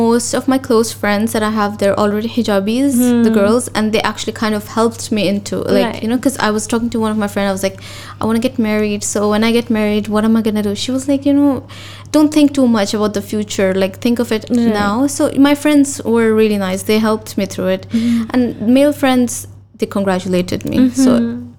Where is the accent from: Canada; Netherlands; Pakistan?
Pakistan; now in Dubai, United Arab Emirates; So being a Pakistani, it can be a bit tricky. Although we have a lot of multinational, like there's a lot of different nationalities living here in Dubai, and I love that.